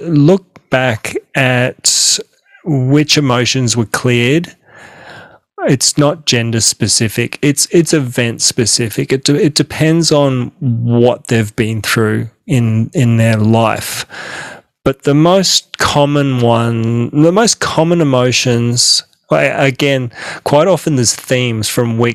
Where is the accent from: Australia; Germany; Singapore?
Australia; I'm an Aussie, I'm an Australian